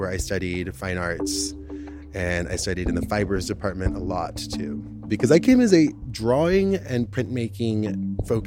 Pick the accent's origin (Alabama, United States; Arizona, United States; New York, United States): Arizona, United States; now in Chicago, United States; I've been in Chicago for 16 years, most of my life, but I'm originally from Arizona, very close to the Mexican border, a really small town.